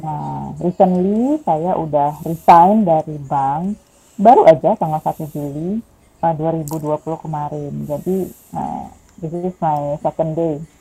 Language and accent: Indonesian; Padang, West Sumatra, Indonesia; now in Bintaro, South Tangerang, Indonesia; saya lahirnya di Padang, saya Minangis